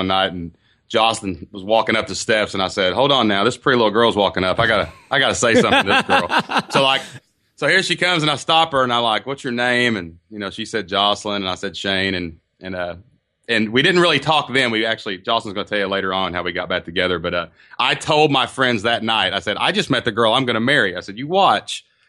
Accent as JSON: {"language": "English", "region": "Kentucky", "country": "United States", "tie": "born or raised there", "said": "We live in a small town in southeast Kentucky down kind of by the mountains. So it's actually my hometown."}